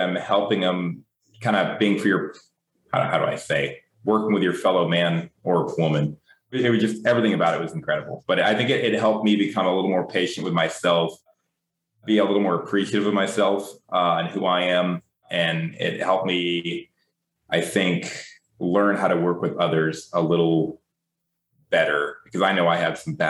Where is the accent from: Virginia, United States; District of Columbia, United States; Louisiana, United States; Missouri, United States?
Louisiana, United States; New Orleans; I grew up in New Orleans